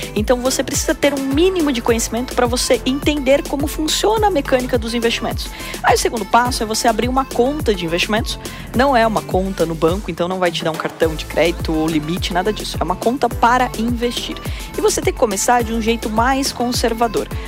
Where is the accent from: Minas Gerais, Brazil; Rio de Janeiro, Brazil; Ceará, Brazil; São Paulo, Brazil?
São Paulo, Brazil; Porto Feliz; moved away as an adult; also born or lived in Campinas; eu nasci em Porto Feliz, que tem 50 mil habitantes até hoje. Então é uma cidade pequena do interior, eu tive que sair para fazer faculdade e eu fui morar em Campinas e eu tinha 17 anos